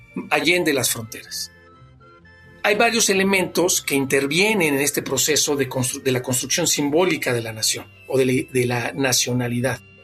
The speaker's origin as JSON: {"language": "Spanish", "country": "Mexico", "said": "somos mexicanos"}